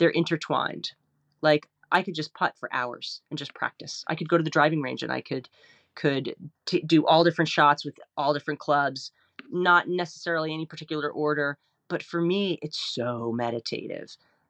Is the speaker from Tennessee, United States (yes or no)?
no; New York, United States; I grew up in the Metro New York area. I lived in New York City.